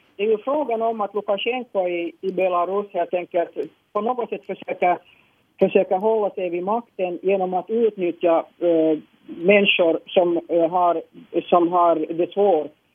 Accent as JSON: {"language": "Swedish", "town": "Helsinki", "region": "Uusimaa", "country": "Finland", "tie": "born or raised there", "said": "jag är född i Helsingfors och bott i Helsingfors"}